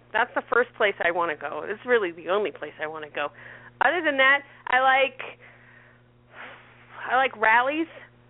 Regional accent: Tipp City, Ohio, United States; also born or lived in Cleveland, Ohio; I'm from Tippecanoe, baby.

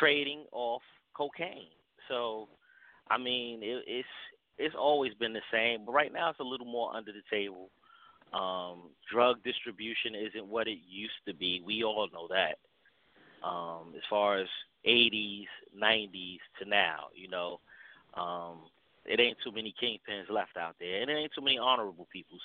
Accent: New Jersey, United States; moved away; I'm from Jersey

